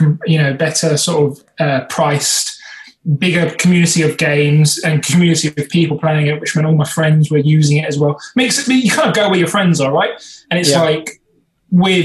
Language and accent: English; United Kingdom; we're British